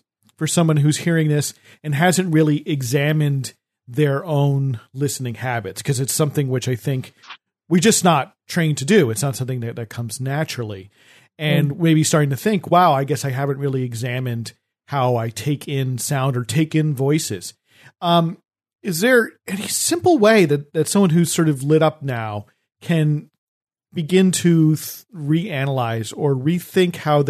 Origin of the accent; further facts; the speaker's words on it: New Jersey, United States; I grew up in New Jersey and I sort of studiously avoided trying to get the New Jersey accent. And instead, I have a different accent.